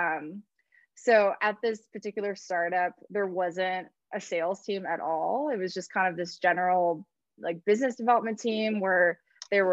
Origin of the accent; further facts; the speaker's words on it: California, United States; I grew up in California